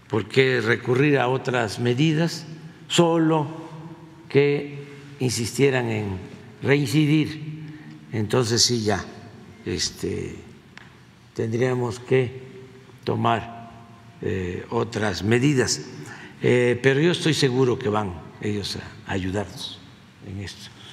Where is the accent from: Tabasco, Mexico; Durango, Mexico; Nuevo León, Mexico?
Tabasco, Mexico; now in Mexico City, Mexico